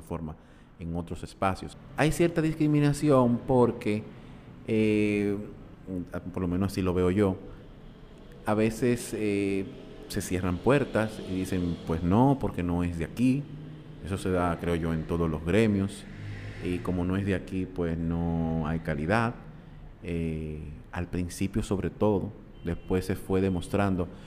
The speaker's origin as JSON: {"language": "Spanish", "country": "Dominican Republic", "said": "como dominicanos"}